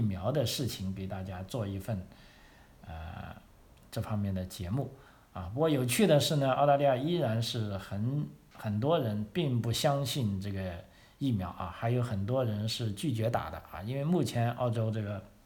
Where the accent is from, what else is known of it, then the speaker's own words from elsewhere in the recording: China; moved away as an adult; now in Australia; 因为我们是来自中国，我们就是华人